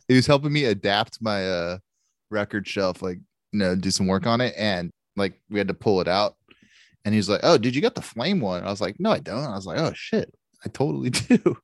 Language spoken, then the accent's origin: English; Canada; Fellow Canadians